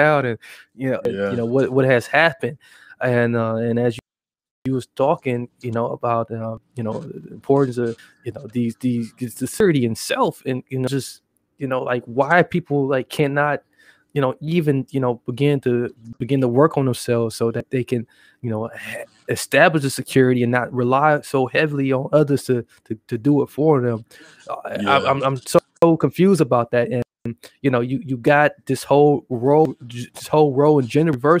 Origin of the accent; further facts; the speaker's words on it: Milwaukee, Wisconsin, United States; I am from Milwaukee